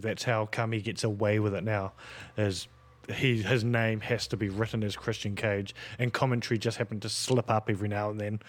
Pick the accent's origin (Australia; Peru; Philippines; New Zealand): Australia; as an Australian